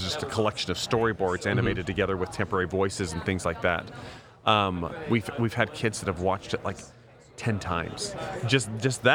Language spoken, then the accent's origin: English; Idaho, United States; I grew up in Idaho